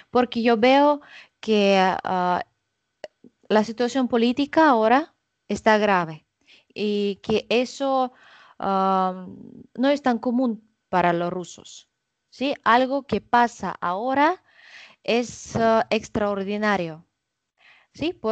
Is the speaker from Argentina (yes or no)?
no; Russia; Spanish is a second language; soy rusa 100%